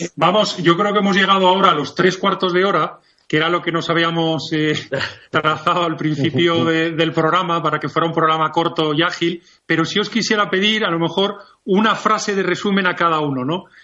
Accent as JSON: {"language": "Spanish", "country": "Spain"}